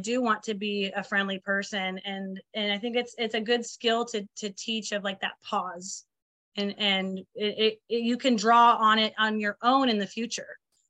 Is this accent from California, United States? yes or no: yes; California, United States; I'm from California, and I've been listening to … since I was in the womb